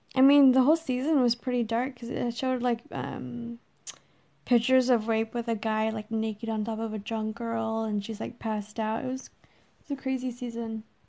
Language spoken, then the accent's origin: English; San Antonio, Texas, United States; We grew up in San Antonio.